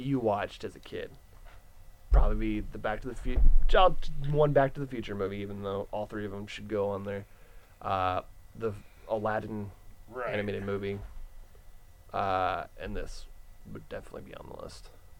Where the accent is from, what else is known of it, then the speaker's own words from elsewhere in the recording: San Bernardino County, California, United States; now in Los Angeles County, United States; I'm currently living in L.A. County. I grew up in San Bernardino County.